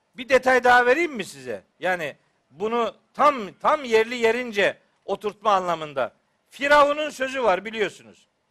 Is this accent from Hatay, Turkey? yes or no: no; Trabzon, Turkey; ben Trabzonluyum